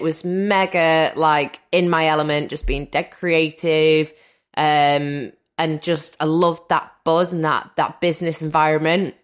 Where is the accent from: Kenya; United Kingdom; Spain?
United Kingdom; Wales; Wales is actually very rural, quite, um, I live by the seaside.